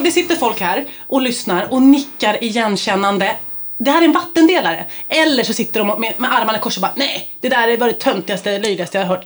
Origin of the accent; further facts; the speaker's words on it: Stockholm, Stockholm County, Sweden; jag bodde på Kungsholmen, och jag är uppväxt i Vasastan